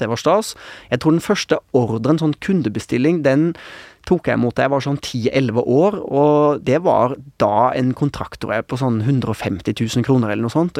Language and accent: Norwegian; Oslo, Norway; also born or lived in Haugesund; da var jeg ett og et halvt år, og da flytta vi til til Oslo